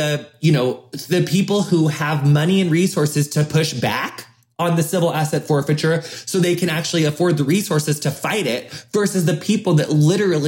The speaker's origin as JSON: {"language": "English", "area": "the middle of America", "region": "Midwest", "country": "United States", "tie": "born or raised there", "said": "a white person growing up in the middle of America."}